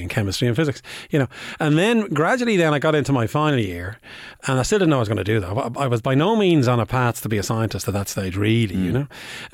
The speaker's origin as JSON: {"language": "English", "town": "Bray", "region": "Leinster", "country": "Ireland", "tie": "born or raised there", "said": "I'm from Bray, County Wicklow."}